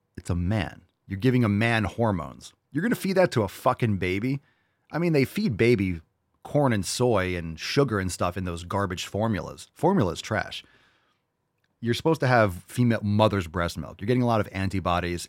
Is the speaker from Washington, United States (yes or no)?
no; New York City, New York, United States; moved away; I was born in New York City